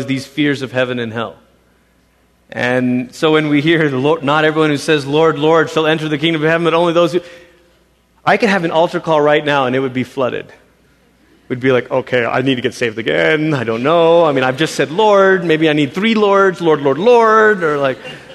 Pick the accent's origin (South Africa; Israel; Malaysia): Malaysia; as a kid growing up in Malaysia, our church